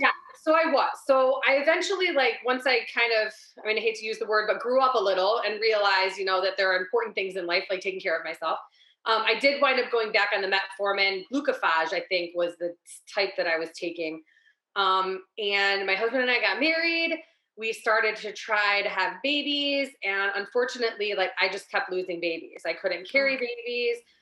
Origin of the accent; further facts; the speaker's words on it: Ohio, United States; I'm born and raised in Ohio my whole life